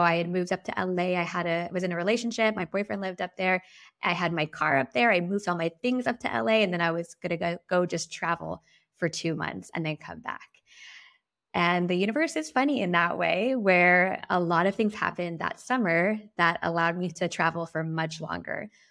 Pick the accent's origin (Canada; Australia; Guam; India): Guam; moved away as an adult; also born or lived in San Diego / San Francisco / Amsterdam; I was raised on Guam. I moved to San Diego for college